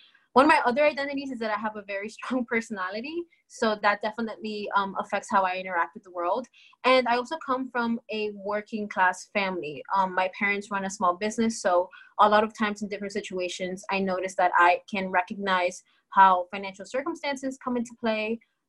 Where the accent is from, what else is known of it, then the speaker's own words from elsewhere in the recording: South Florida, United States; I was born and raised in South Florida. My parents immigrated to the United States from Colombia. So I identify, I'm a daughter of immigrants. I'm Latin.